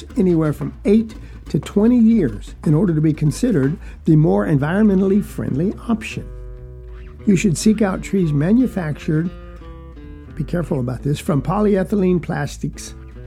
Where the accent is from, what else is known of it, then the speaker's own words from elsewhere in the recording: South Georgia, United States; moved away; also born or lived in Texas / Southern Virginia; Where I was raised in South Georgia as a young man